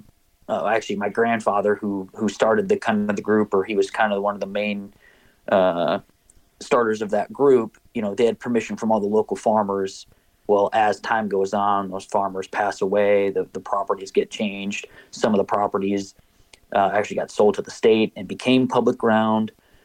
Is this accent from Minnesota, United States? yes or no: yes; Minnesota, United States; the biggest push, was growing up in Minnesota and hunting on public land.